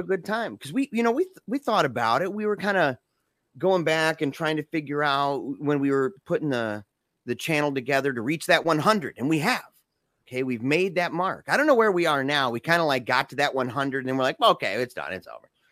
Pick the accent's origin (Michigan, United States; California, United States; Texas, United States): Michigan, United States; Battle Creek; 'cause we're both from Battle Creek